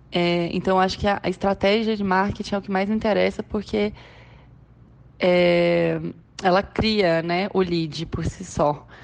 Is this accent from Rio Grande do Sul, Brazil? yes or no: no; Minas Gerais, Brazil; now in Goiânia, Brazil; eu sou mineira, tenho meus 28 anos já. Sou uma mineira nômade. Atualmente eu resido em Goiânia.